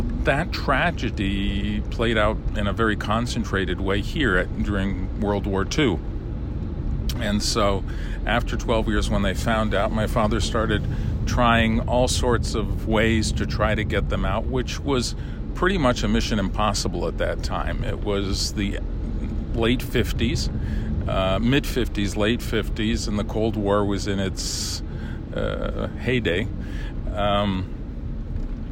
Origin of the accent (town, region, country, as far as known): United States; born or raised there; first language Lithuanian; English is a second language; moved away as an adult; now in Lithuania